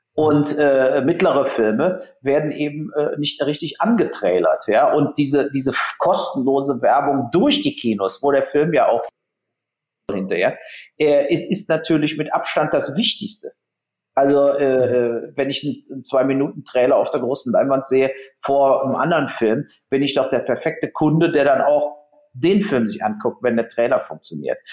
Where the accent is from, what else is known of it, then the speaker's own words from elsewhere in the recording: Germany; der Matthias und ich als Deutsche